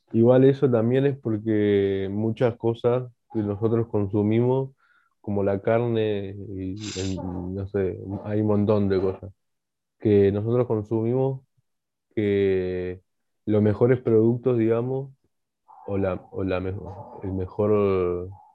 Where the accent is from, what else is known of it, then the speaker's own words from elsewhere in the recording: Bolivia; yo siendo boliviano, que me gusta la comida boliviana